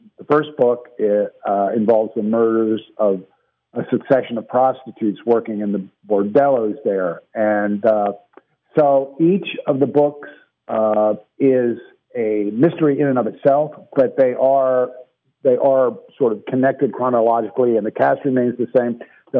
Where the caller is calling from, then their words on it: Atlanta, Georgia, United States; I'm calling from Atlanta, which is where I've lived for over 20 years.